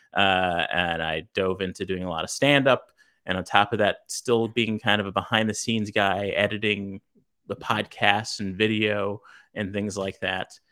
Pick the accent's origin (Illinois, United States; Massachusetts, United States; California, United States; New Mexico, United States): California, United States; Los Angeles; I grew up in South Central L A.